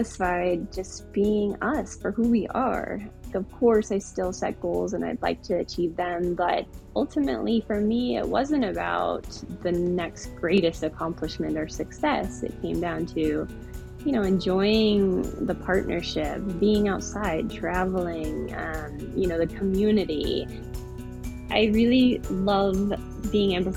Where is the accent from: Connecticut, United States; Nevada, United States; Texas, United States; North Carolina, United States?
Nevada, United States; Las Vegas; now in Boulder, United States; I'm originally from Las Vegas, Nevada